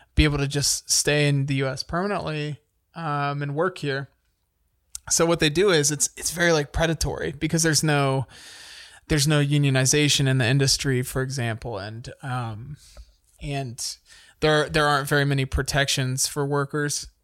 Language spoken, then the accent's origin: English; United States; as an American